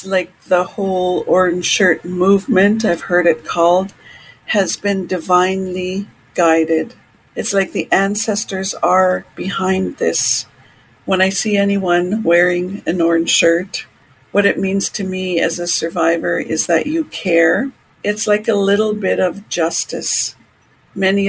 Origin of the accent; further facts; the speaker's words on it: Canoe Creek / Dog Creek First Nation, British Columbia, Canada; also born or lived in Williams Lake, British Columbia; I am from the Kennu Creek, Dark Creek First Nation